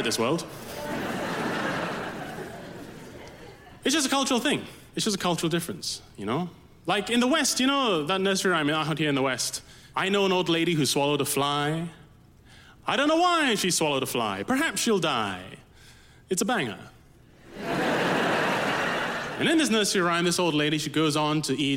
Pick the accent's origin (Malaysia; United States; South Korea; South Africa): Malaysia; As a kid in Malaysia, growing up in Malaysia